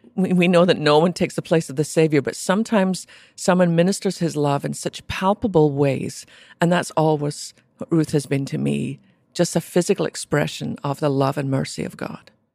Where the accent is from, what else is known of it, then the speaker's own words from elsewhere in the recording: Scotland, United Kingdom; I was born in Scotland to a mum and dad who really loved Jesus, which would not be unusual in America. But in Scotland, where less than 2% of our population even went to church